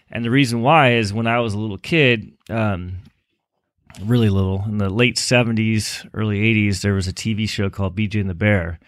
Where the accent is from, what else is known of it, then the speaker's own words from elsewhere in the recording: Los Angeles, California, United States; moved away as an adult; now in Chico, United States; raised in, uh, a little suburb in Los Angeles called, uh, Westchester